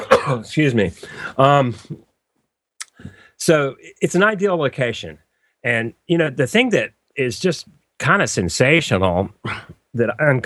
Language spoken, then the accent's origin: English; North Carolina, United States; I grew up in the South here in North Carolina, and we used to hunt squirrels.